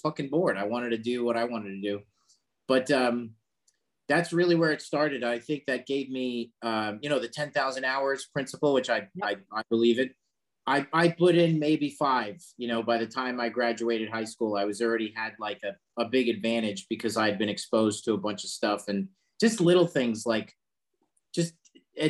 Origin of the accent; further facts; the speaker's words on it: Long Island, New York, United States; we grew up in Long Island